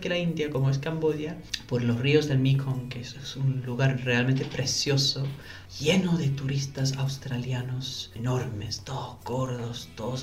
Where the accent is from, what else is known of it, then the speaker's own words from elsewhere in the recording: London, United Kingdom; Spanish is a second language; moved away as an adult; also born or lived in Venezuela; now in Chile; Yo soy nacido y criado en Londres